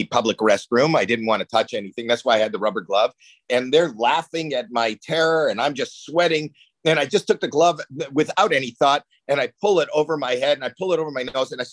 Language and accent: English; Toronto, Ontario, Canada; moved away; I'm from Canada